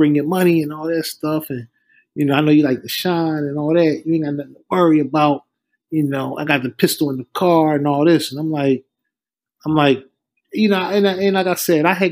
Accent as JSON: {"language": "English", "town": "Philadelphia", "region": "Pennsylvania", "country": "United States", "said": "I'm from West Philly"}